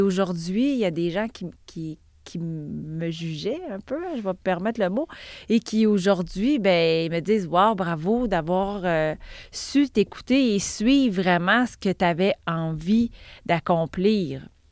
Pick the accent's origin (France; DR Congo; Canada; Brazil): Canada; Val-d'Or, Quebec; moved away as an adult; now in South Shore of Montreal, Canada; J'ai grandi en Abitibi. J'ai même fait l'université en Abitibi